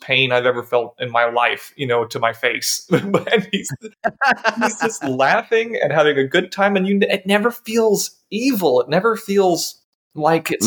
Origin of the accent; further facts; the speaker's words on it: United States; as an American